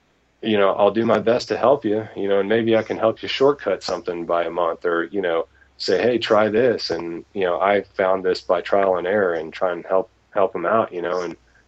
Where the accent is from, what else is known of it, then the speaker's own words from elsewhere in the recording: East Tennessee, United States; I grew up in East Tennessee, actually, so I'm kind of a Southern boy myself